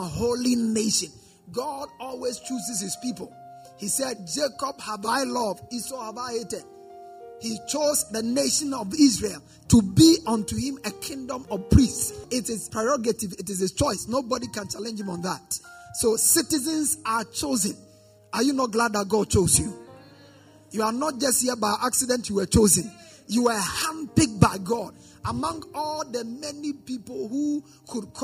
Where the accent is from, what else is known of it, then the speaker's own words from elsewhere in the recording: Ghana; as a Ghanaian citizen